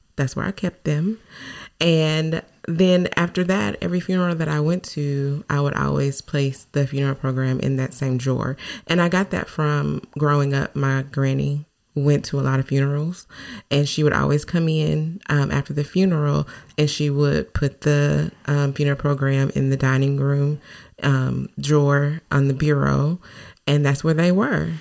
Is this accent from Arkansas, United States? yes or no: yes; Newport, Arkansas, United States; my hometown in newport